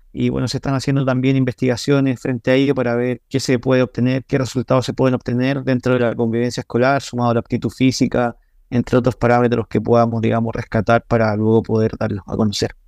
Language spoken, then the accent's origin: Spanish; Chile; yo soy de Chile